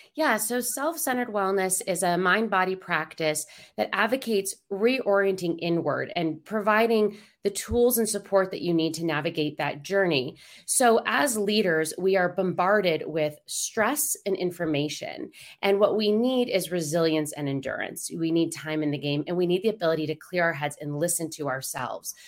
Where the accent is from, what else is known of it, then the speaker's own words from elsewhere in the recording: Denver, Colorado, United States; I'm from Denver